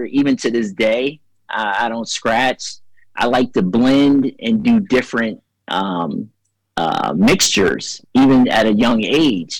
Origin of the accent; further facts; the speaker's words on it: New Jersey, United States; I grew up in South Jersey, but lived 10 miles from Philadelphia